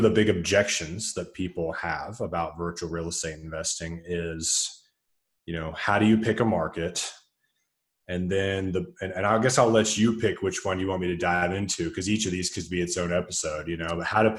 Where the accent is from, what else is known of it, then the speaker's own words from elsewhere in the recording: Nashville, Tennessee, United States; now in Denver, United States; I'm originally from Nashville, Tennessee. I now live in Denver.